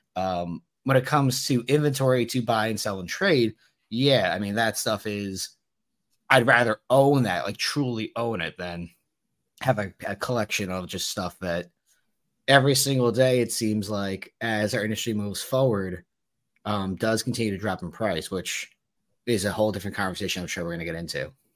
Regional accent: New Jersey, United States; I'm from New Jersey

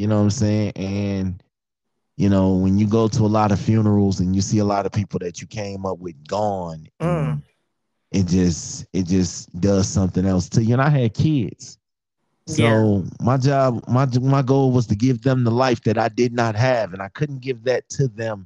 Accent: Chicago, Illinois, United States; born and raised in the streets of Chicago

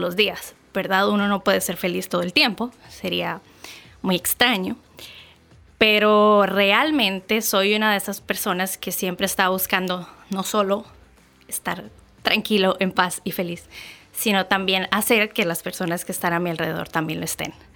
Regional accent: Santa Bárbara, Heredia, Costa Rica; also born or lived in San José, Costa Rica; Yo soy nacida y crecida en Costa Rica. Em, nací en San José, que es la provincia del país.

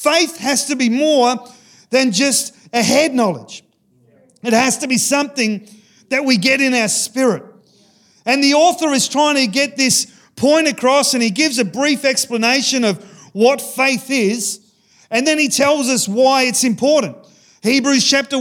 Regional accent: Ceduna, South Australia, Australia; I grew up in Sejuna

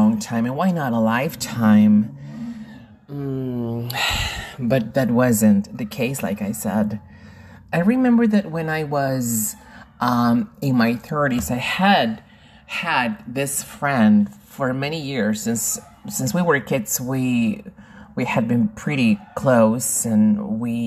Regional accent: Lima, Peru; I am originally from Lima, Peru, in South America, and I teach people around the world.

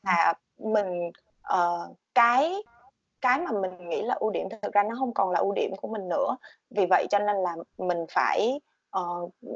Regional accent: Vietnam; moved away

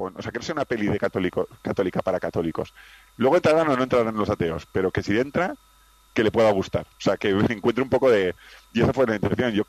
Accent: Pamplona, Navarre, Spain; now in Madrid, Spain; yo soy de Pamplona, pero vivo en Madrid desde hace años

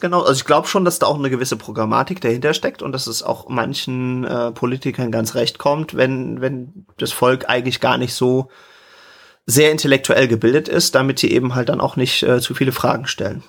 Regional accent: Germany; als Deutscher

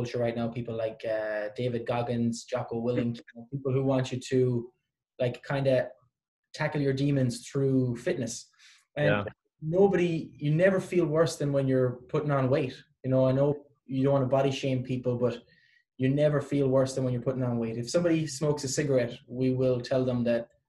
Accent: Ireland; now in Canada; I come from Ireland

